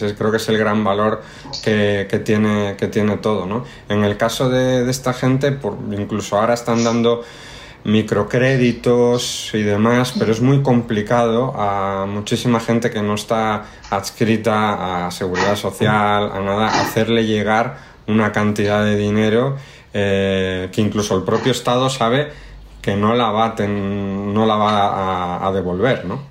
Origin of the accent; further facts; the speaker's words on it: Spain; now in Mexico; como españoles